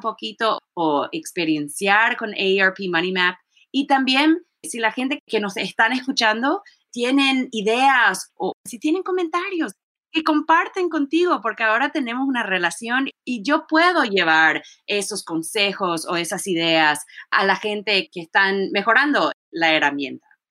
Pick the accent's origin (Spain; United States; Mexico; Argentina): United States; College Park, Maryland; Y yo crecí en College Park, Maryland